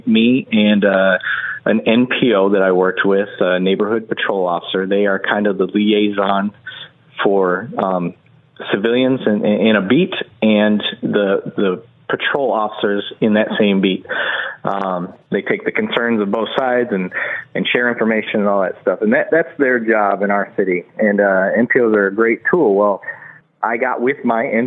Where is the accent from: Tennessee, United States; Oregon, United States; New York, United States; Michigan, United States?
Michigan, United States; Flint; as a kid growing up in Flint